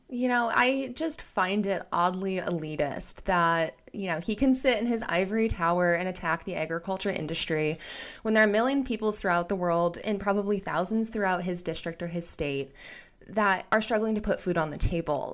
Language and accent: English; Iowa, United States; I grew up in Iowa, and I come from a family of farmers